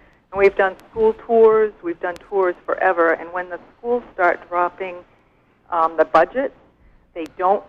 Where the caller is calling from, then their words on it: Fairfield, Maine, United States; I'm calling from Fairfield.